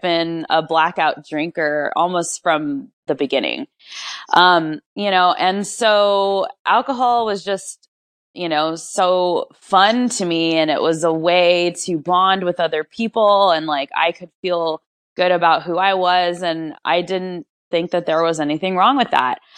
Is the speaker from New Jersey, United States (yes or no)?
no; Rancho Cucamonga, California, United States; I was born and raised in Rancho Cucamonga, which is a suburb in Southern California